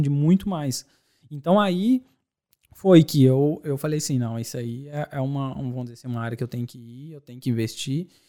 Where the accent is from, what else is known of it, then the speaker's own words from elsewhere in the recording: Belo Horizonte, Minas Gerais, Brazil; moved away as an adult; also born or lived in Dores do Indaiá, Minas Gerais; now in Ireland; Bom, eu sou de Belo Horizonte, nascido em Lourdes do Indaiá, interior Legal. de Minas Gerais.